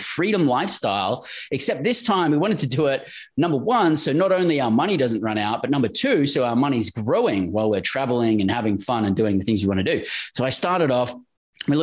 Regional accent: Australia; moved away as an adult; also born or lived in Western Australia; born and raised in Australia

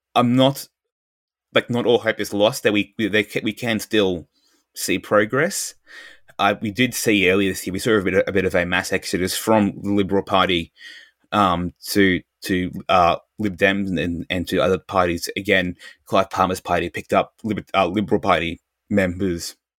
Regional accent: Australia

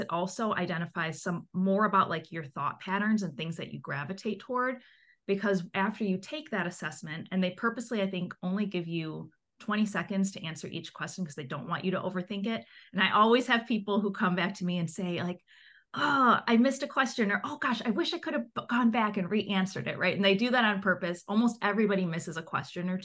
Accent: Chicago, Illinois, United States; I'm from Chicago, so I work in the Midwest region

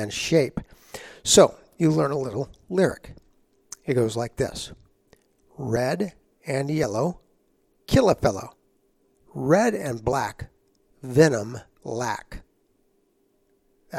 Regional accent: San Antonio, Texas, United States; I grew up in San Antonio, Texas

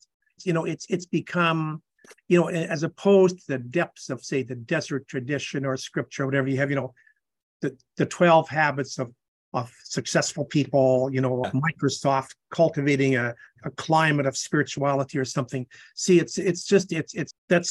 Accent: Canadian Prairies, Canada; moved away as an adult; also born or lived in Edmonton; now in San Antonio, United States; No, I'm a Canadian. I was born in the Canadian prairies.

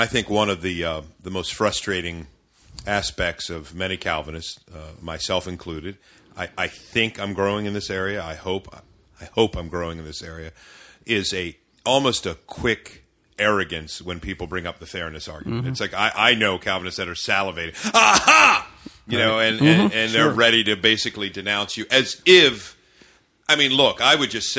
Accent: Maryland, United States; I was raised in the Maryland suburbs by parents who were not divorced, was together.

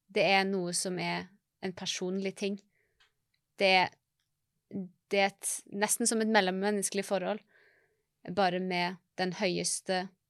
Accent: Norway

